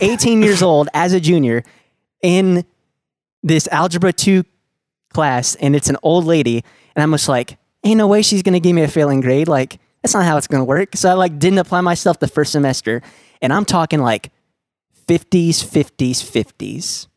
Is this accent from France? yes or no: no; Dallas, Texas, United States; I was born and raised in Lake Highlands